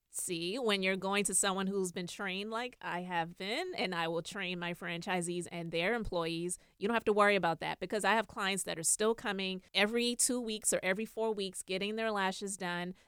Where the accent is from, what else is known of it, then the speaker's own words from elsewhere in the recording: Charleston, South Carolina, United States; I'm originally from Charleston, South Carolina